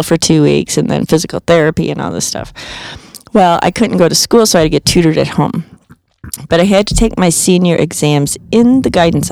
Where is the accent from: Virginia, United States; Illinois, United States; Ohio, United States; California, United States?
Illinois, United States; also born or lived in Chicago; now in Colorado, United States; I'm from Illinois, and we went down to Shelbyville camping constantly and up to Wisconsin camping constantly